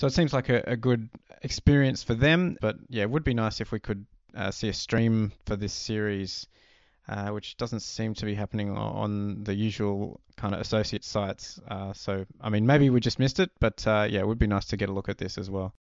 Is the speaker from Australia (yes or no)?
yes; Australia; we grew up in Australia